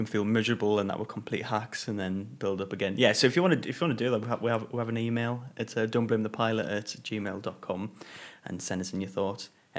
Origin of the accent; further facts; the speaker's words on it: England, United Kingdom; we're very English.